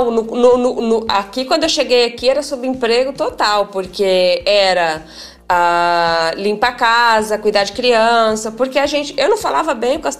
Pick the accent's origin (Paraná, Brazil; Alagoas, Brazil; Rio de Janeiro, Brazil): Paraná, Brazil; also born or lived in Spain; Bom, eu sou, eu sempre falo que eu sou interiorana, caipira, adoro ser chamada de caipira, pé vermelho. É, tenho uma ligação muito forte com as minhas raízes, tanto que mesmo morando 14 anos na Espanha